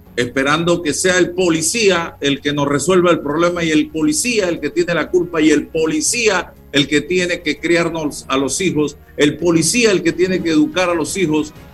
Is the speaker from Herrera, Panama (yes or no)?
yes; Chitré, Herrera, Panama; yo nací en Chitré